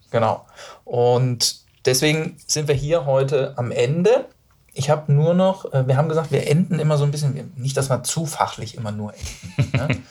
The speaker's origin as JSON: {"language": "German", "town": "Duisburg", "region": "North Rhine-Westphalia", "country": "Germany", "said": "ich bin ja aus dem Rheinland, also ich bin ja aus Duisburg"}